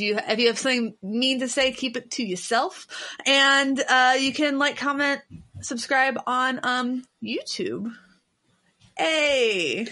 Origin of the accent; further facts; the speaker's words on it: Cincinnati, Ohio, United States; moved away; I'm from Cincinnati